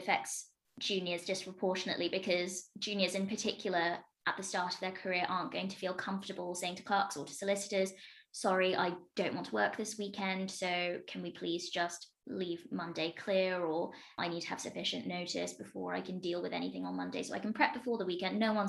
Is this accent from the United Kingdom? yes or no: yes; Midlands, United Kingdom; also born or lived in London; I went to university in London, so I've had a great deal of time spent in London, but I'm from the Midlands.